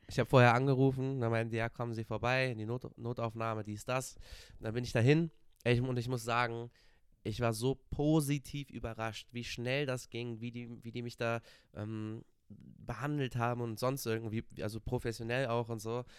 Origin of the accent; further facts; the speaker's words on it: Cologne, North Rhine-Westphalia, Germany; ich komme aus Köln